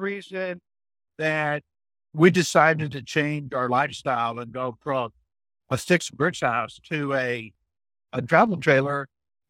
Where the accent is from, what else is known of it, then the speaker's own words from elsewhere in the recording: Llano County, central Texas, United States; my wife's …. And we're both from Texas